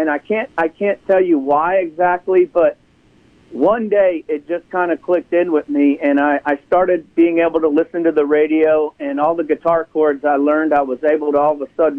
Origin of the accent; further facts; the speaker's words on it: Ashtabula, Ohio, United States; I grew up in Ashtabula, Ohio